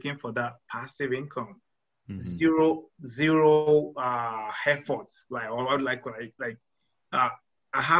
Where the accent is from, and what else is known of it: Nigeria; moved away as an adult; now in Houston, United States